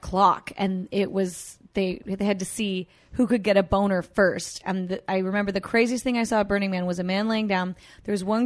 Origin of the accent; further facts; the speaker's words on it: Canada; the epitome of me as a Canadian was I was in a grocery store